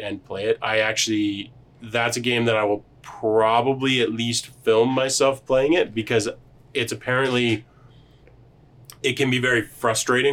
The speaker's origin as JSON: {"language": "English", "country": "Canada", "said": "We are Canadian"}